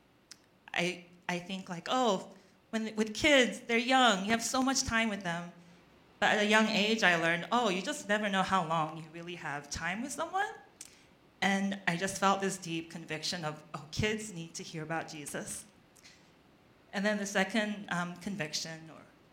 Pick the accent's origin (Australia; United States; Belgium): Australia; moved away; my cousin's home where I grew up in Australia